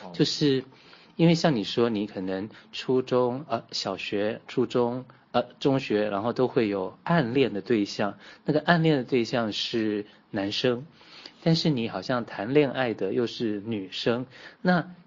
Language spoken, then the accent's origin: Chinese; Taiwan; 在在台湾我们把普通话叫国语嘛